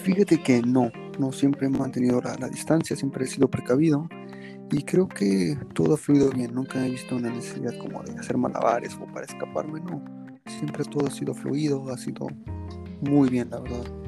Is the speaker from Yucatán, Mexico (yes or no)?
no; Cuernavaca, Morelos, Mexico; de donde yo soy, yo te, hablo de, de Morelos, de Cuernavaca, Morelos.